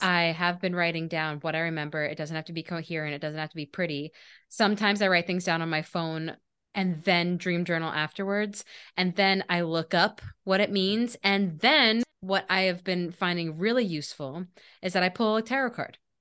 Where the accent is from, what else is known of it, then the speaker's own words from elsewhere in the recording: Maryland, United States; I grew up in Maryland, like eating crabs was my childhood